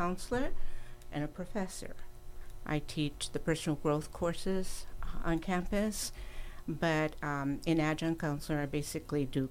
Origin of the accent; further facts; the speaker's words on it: Chicago, Illinois, United States; moved away as an adult; now in Los Angeles, United States; I grew up in Chicago, Illinois